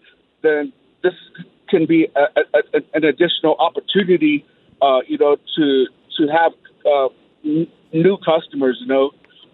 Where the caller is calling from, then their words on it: Shiprock, New Mexico, United States; I'm calling from Shiprock, New Mexico, here on the Navajo Nation in northwest New Mexico.